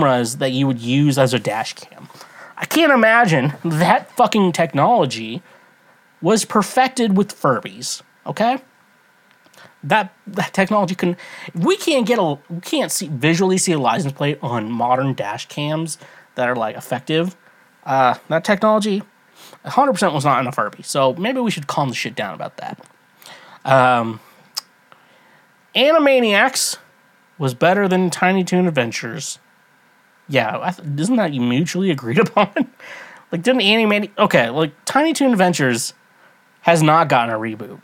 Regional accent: Midwest, United States; I grew up in the Midwest

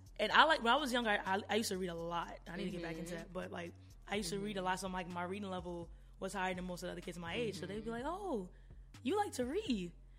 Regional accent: New York City, New York, United States; moved away; also born or lived in Long Island, New York / Trinidad; So, yes, originally okay, I'm from Brooklyn.

